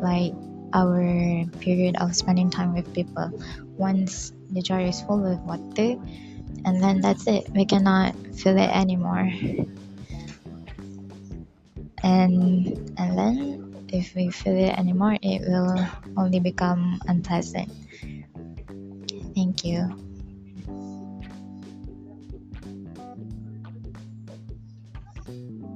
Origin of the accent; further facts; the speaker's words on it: Pahang, Malaysia; I am from Pahang